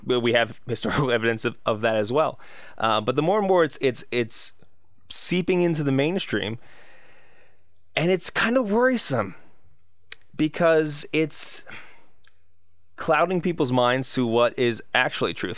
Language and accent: English; United States; I'm American